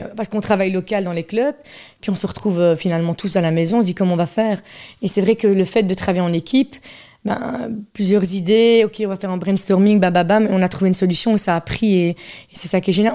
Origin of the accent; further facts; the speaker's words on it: Charleroi, Wallonia, Belgium; also born or lived in Namur; Toute ma jeunesse, c'était rue de la Montagne, Ville 2.